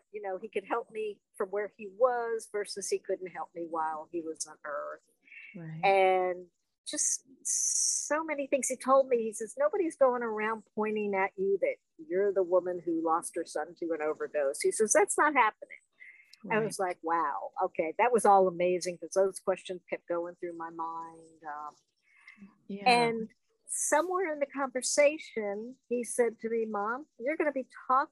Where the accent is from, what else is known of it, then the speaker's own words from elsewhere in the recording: New Jersey, United States; now in the South, United States; I grew up in New Jersey